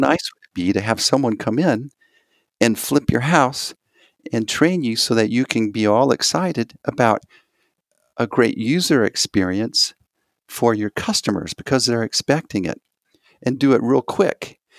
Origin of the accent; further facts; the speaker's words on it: Texas, United States; I'm from Texas